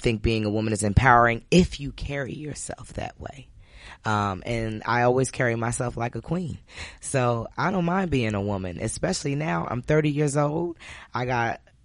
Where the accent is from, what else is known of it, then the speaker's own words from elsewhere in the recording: New Jersey, United States; I grew up in Jersey